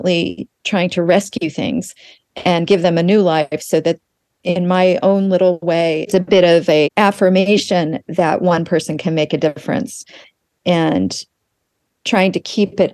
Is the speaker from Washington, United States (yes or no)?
no; Tulsa, Oklahoma, United States; moved away; I grew up in Tulsa, Oklahoma, and my parents were New Yorkers, and they moved there right before I was born.